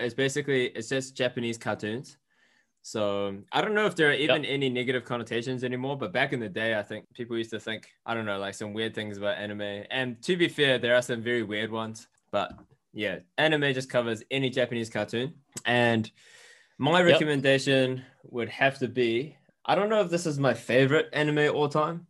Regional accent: New Zealand; we're two Kiwi Asians

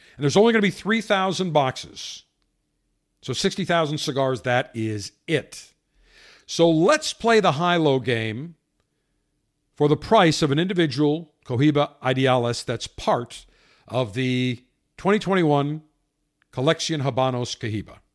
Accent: Buffalo, New York, United States; now in Tampa, United States; as a kid, growing up in Buffalo

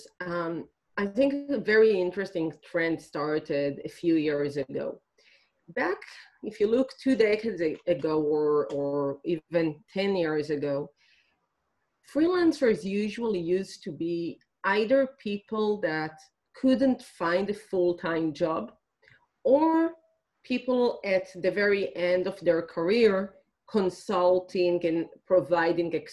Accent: Israel; I'm originally from Israel

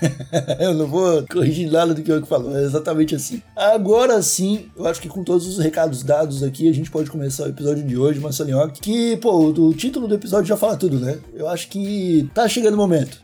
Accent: Brazil; como brasileiro

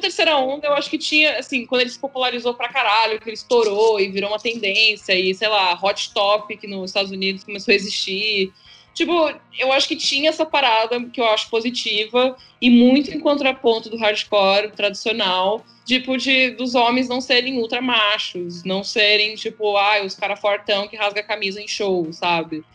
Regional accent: São Paulo, Brazil; eu sou de São Paulo, nasci em São Paulo

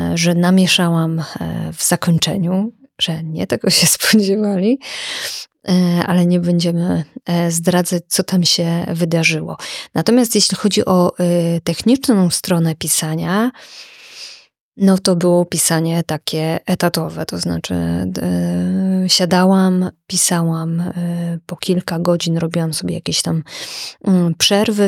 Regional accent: village in the Jaworzyna Krynicka range, Lesser Poland, Poland; moved away as an adult; also born or lived in Kraków; zamieszkałam we wsi, która jest nad moją rodzinną wsią. I to jest e, takie piękne miejsce w paśmie Jaworzyny Krynickiej

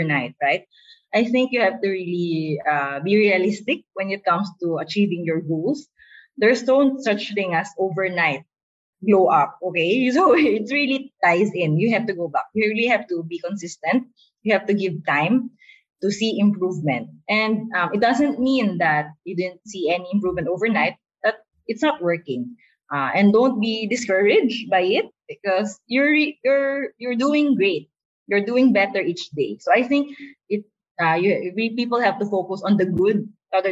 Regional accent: Philippines; We're a Filipino culture

